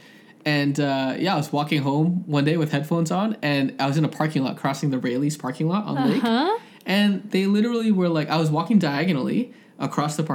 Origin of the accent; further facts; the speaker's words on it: Toronto, Ontario, Canada; I'm from Scarborough